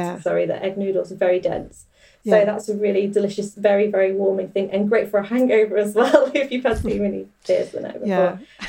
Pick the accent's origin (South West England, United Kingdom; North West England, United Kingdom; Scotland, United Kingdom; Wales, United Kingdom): North West England, United Kingdom; near Manchester; So I grew up near Manchester